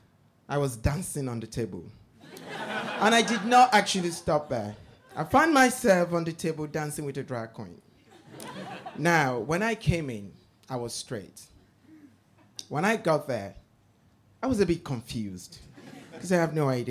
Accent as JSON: {"language": "English", "country": "Nigeria", "tie": "born or raised there", "said": "growing up in Nigeria"}